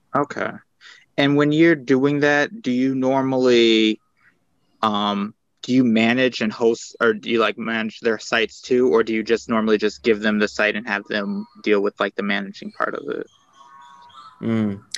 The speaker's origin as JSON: {"language": "English", "town": "Kalamazoo", "region": "Michigan", "country": "United States", "said": "I'm from Kalamazoo, Michigan"}